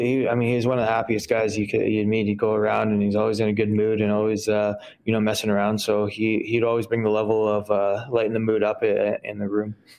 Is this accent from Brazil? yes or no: no; Winnipeg, Manitoba, Canada; I grew up in Saint Mattel and I played out of Dakota for, for my, my young years